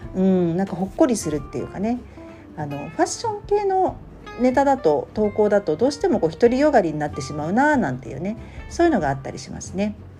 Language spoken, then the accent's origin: Japanese; Tokyo, Japan; born or raised there; moved away